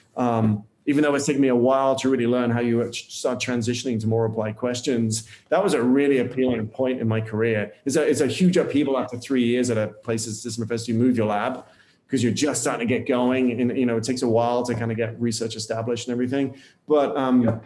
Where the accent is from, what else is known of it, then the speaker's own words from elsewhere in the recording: United Kingdom; moved away as an adult; now in United States; as a Brit or a European arriving in the US